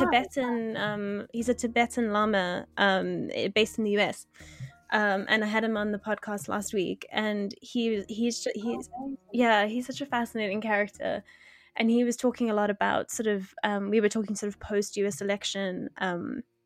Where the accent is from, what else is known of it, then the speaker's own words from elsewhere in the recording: South Africa; I'm I'm from South Africa